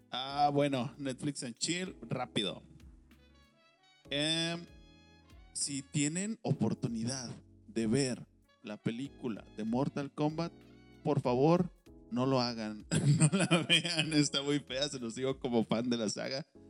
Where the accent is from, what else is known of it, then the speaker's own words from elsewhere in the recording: Mexico; nosotros aquí como mexicanos